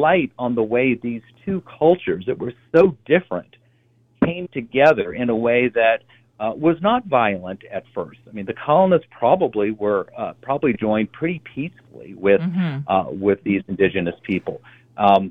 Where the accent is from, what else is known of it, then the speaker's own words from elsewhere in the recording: Virginia, United States; I grew up in Virginia, not far from the coast of North Carolina